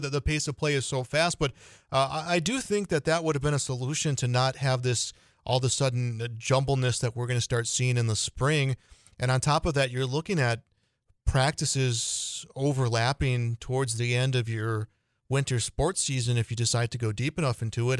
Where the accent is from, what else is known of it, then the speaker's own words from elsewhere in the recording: Illinois, United States; moved away; my home state of Illinois